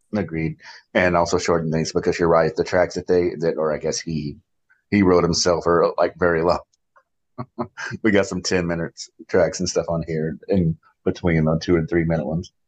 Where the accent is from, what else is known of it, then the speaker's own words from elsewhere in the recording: Kentucky, United States; moved away; I'm from Kentucky, as where two of the other people on the podcast currently reside